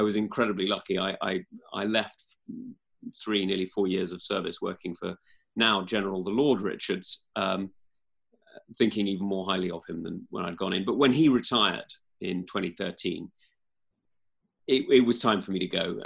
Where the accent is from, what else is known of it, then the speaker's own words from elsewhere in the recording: East Kent, South East England, United Kingdom; I'm actually from East Kent rather than West Kent